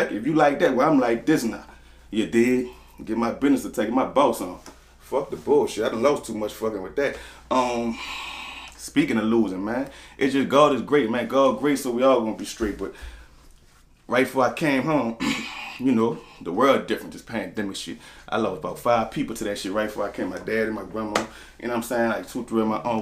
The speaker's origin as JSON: {"language": "English", "town": "New Orleans", "region": "Louisiana", "country": "United States", "said": "I'm from the Forewalk. I'm from downtown, Conside Street. Next street over, Banville Street"}